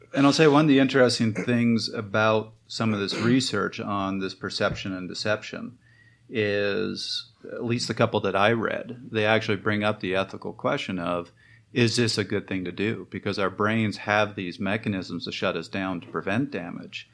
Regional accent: Canada; I'm Canadian

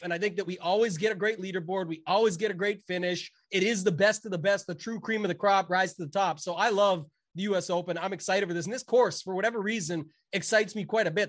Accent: Canada; I'm Canadian

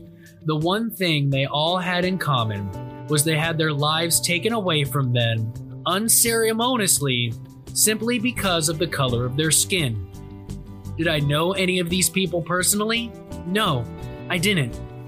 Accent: Worthington, Ohio, United States; Growing up in Worthington, Ohio, my whole life, I've been very fortunate to live in a safe community with great people.

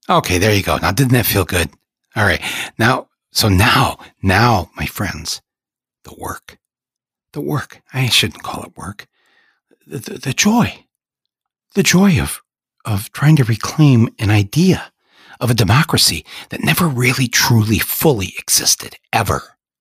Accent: United States

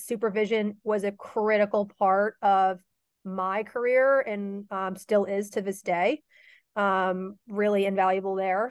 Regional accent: Mystic, Connecticut, United States; I grew up in Mystic, Connecticut

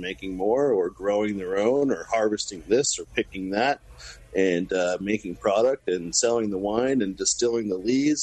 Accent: California, United States; I was born in California

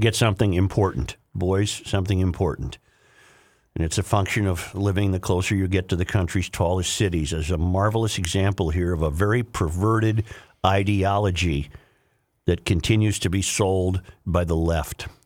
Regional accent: Saint Paul, Minnesota, United States; I, I grew up in Saint Paul. I love Saint Paul

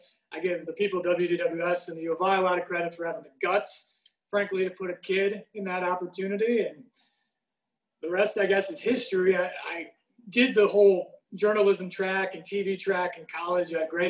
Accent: Champaign, Illinois, United States; I grew up in Central Illinois, in Champaign, college town, and was a typical, I think, boy in the late 80s, early 90s

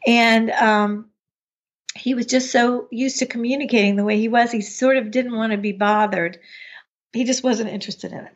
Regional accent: United States; moved away as an adult; also born or lived in Chapel Hill, North Carolina; I grew up outside of Washington, D C

